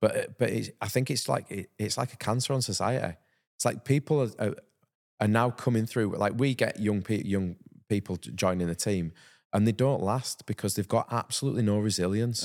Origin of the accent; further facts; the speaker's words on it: Halifax, Yorkshire and the Humber, United Kingdom; growing up in Halifax and playing rugby league